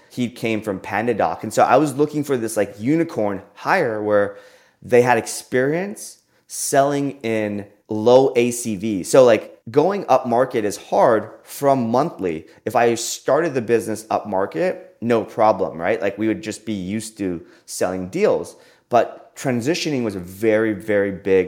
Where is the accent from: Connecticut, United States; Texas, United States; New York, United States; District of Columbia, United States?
Texas, United States; Austin; born or raised there